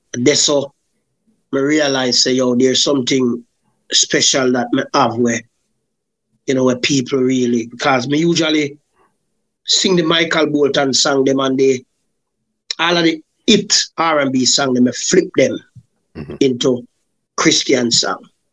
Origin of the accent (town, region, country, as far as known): Macca Tree, Saint Catherine, Jamaica; born or raised there; also born or lived in Spanish Town, Jamaica